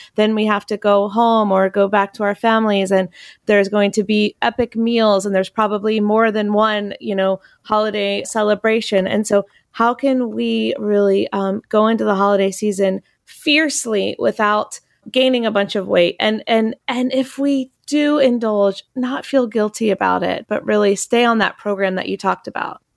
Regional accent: North Carolina, United States; I'm from North Carolina.

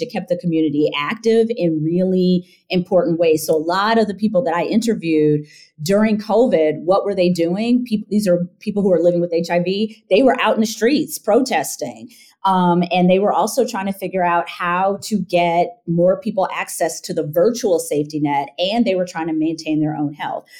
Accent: Michigan, United States; moved away; also born or lived in Evanston, Illinois; I am from Michigan

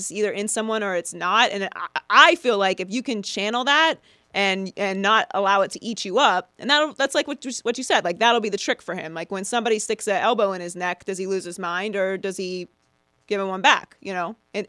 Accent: Pittsburgh, Pennsylvania, United States; moved away; also born or lived in Miami; I grew up in Pittsburgh.

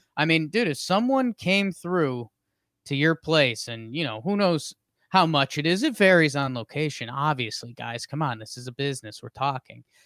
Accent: Southington, Connecticut, United States; moved away; I am coming live from the Pumpkin Pie Studio in Southington, Connecticut, uh, at my mother's house

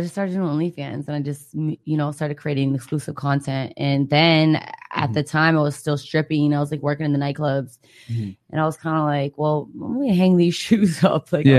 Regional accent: Michigan, United States

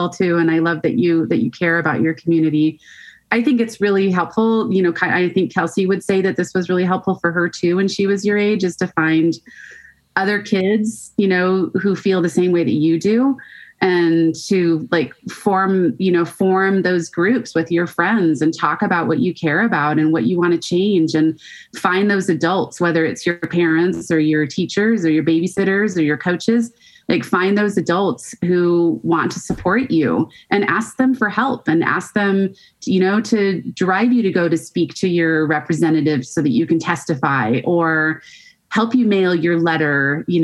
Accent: Colorado, United States; now in Montana, United States; I grew up in Colorado and that I still, whenever I go back, to, I mean, I live in Montana now, but there's some smell about Colorado that always smells like home to me.

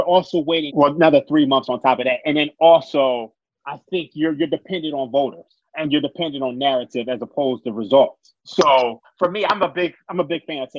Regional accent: Philadelphia, Pennsylvania, United States; I'm from Philly.

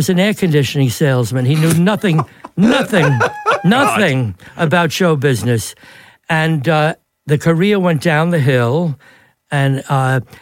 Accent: New York City, New York, United States; I was born in Brighton Beach, right on the water.

